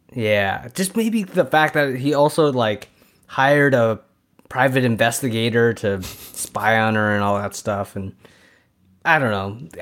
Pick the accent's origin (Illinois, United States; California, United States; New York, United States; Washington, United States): California, United States; San Francisco; we're from San Francisco, so we're Niners fans as well